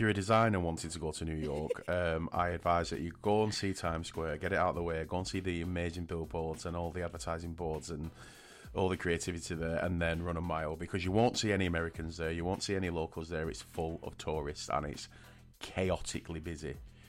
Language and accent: English; United Kingdom; And I'm not just being biased because I am actually British